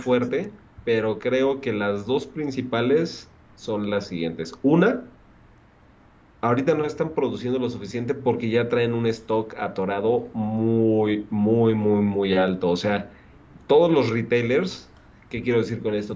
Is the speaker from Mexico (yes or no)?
yes; Mexico City, Mexico; nosotros que somos de la alcaldía este, Benito Juárez